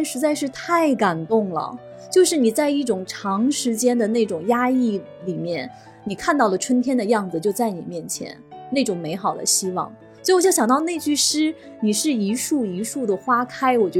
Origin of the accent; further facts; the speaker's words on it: China; 就是好多我们就是中国人的那种含蓄的情感表达